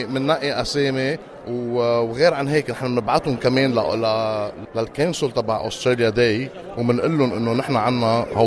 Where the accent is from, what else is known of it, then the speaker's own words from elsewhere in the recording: Lebanon; now in Australia; نحن كلبنانية أه ونفرجي كمان اهم شيء لانه احنا عايشين ببلد